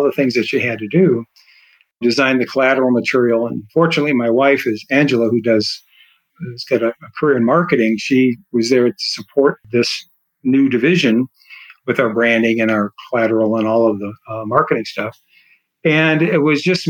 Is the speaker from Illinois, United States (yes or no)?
yes; Chicago, Illinois, United States; moved away as an adult; also born or lived in Arizona / San Antonio, Texas; now in Texas, United States; Originally, I'm from the Chicagoland, Illinois area